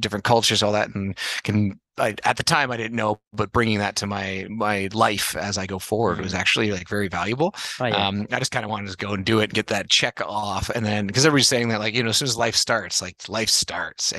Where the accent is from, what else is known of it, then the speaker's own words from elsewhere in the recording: Toronto, Ontario, Canada; also born or lived in Manitoba / Montreal; born there, grew up mostly in Toronto, then went to university at McGill in Montreal